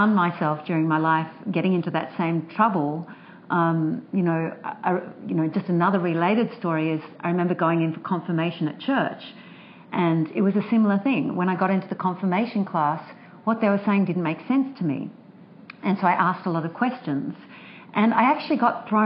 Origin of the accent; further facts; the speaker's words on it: Sydney, New South Wales, Australia; I grew up in Sydney